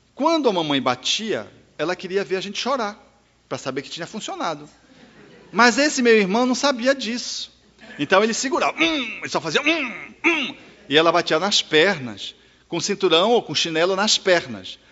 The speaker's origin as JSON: {"language": "Portuguese", "town": "Belém", "region": "Pará", "country": "Brazil", "tie": "born or raised there", "said": "eu nasci em Belém do Pará"}